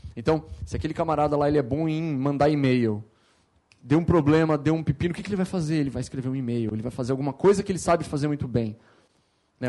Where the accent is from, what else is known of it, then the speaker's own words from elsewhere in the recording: Campinas, São Paulo, Brazil; eu sou nascido em São Paulo, mas morei minha vida inteira em Campinas